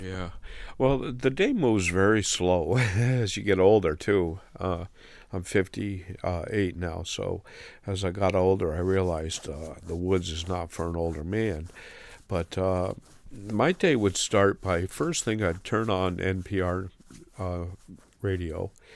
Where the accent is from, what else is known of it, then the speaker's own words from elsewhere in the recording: the Adirondacks, New York, United States; now in Rutland, United States; I'm from the Adirondacks, and being from the mountains, uh, I camped and hiked as a young boy all the time.